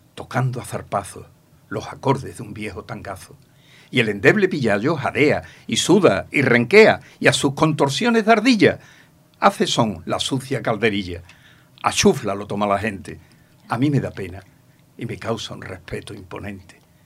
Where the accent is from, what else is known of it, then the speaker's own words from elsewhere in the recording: Ronda, Andalusia, Spain; moved away as an adult; now in Manilva, Spain; porque yo me vine de Ronda, que yo soy natural de Ronda. Eh, me vine con 23 años